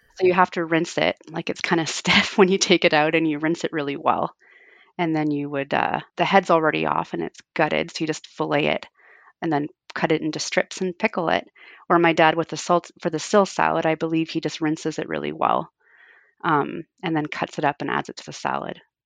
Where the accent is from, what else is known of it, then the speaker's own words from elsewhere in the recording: Fort Frances, Ontario, Canada; it would, takes longer to drive to Toronto from my hometown than it does to Calgary